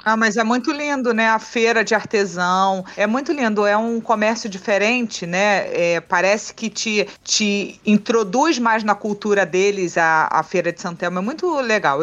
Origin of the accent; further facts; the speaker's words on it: Rio de Janeiro, Brazil; eu sou carioca